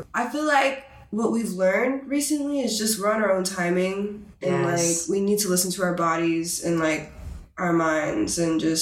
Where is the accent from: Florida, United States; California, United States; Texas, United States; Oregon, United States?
Texas, United States; I'm from Texas